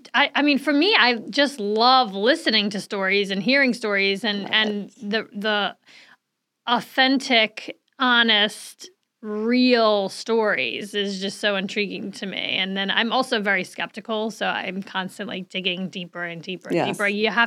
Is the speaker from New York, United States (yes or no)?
yes; Saratoga Springs, New York, United States; We're like, we're from, you know, upstate New York. Oh, where exactly? Well, right outside of Albany, Saratoga Springs.